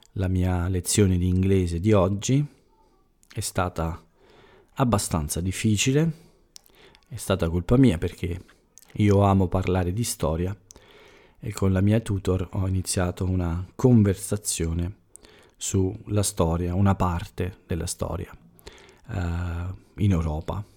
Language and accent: Italian; Italy; essere più vicini al, al mio paese, all'Italia